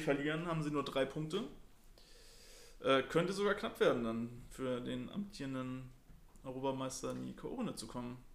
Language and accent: German; Germany; wir, als Deutscher